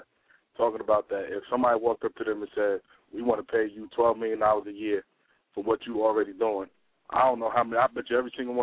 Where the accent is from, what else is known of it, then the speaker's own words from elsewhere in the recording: New York City, New York, United States; growing up in New York